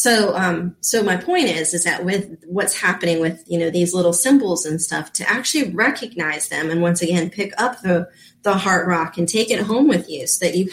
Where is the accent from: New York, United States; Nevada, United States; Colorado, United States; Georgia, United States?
Nevada, United States; Reno; born there; Now, I was born in Reno out there and got to visit it one time and I loved it.